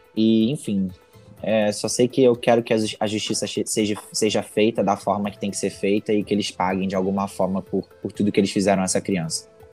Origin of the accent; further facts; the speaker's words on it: Brazil; eu sou brasileiro